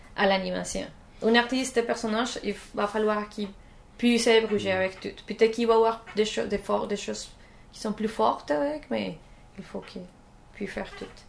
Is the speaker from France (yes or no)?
no; Colombia; French is a second language; moved away as an adult; now in Canada; je viens de la Colombie, mais ça fait quelques temps que je, suis ici en Canada.